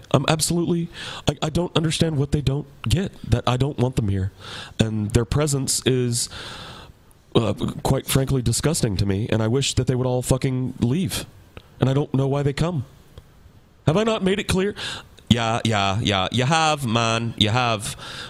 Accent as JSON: {"language": "English", "country": "United States", "said": "as an American"}